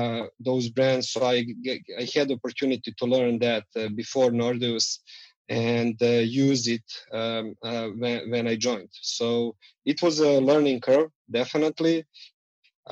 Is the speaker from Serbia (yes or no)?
yes; Belgrade, Serbia; So we are based in Belgrade, Serbia.